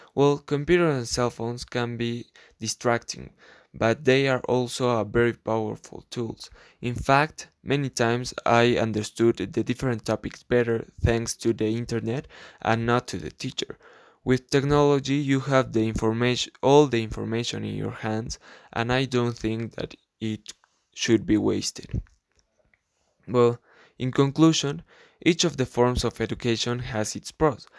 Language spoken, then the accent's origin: English; La Paz, Bolivia; English is a second language; I am from La Paz, Bolivia